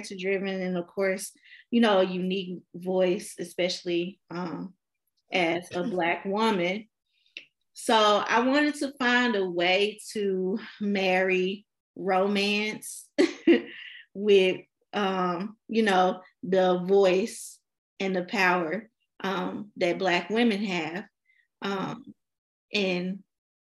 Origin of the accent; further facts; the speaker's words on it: Memphis, Tennessee, United States; I am from Memphis, Tennessee